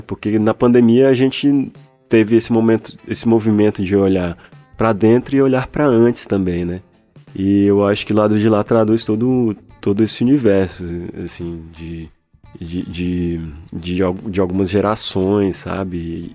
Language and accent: Portuguese; Taguatinga, Federal District, Brazil; moved away as an adult; now in Minas Gerais, Brazil; e eu sou de lá, acabei nascendo lá, sou de, Taguatinga, é uma cidade é, no Distrito Federal